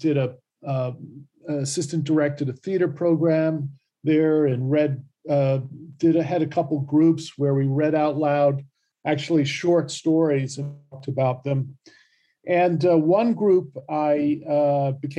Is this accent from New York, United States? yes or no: yes; New York City, New York, United States; I'm from New York City